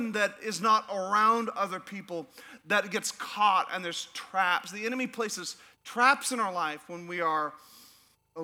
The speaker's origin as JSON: {"language": "English", "region": "Alaska", "country": "United States", "moved": "as an adult", "said": "I'm from Alaska."}